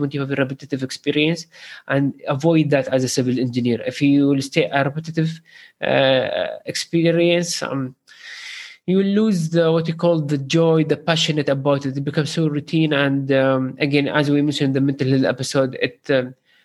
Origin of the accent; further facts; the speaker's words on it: Sharjah, United Arab Emirates; I'm from Sharjah